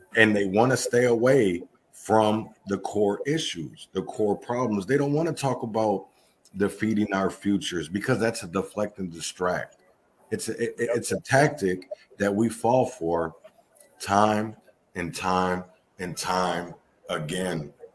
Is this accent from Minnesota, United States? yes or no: yes; Minneapolis, Minnesota, United States; I'm from Minnesota, Minneapolis